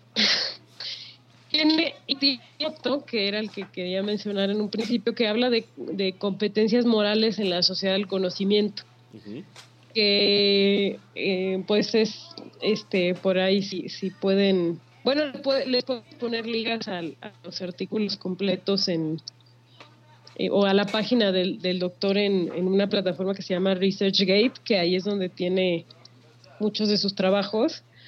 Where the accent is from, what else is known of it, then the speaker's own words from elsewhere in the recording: Sinaloa, Mexico; es muy de mi tierra sinaloense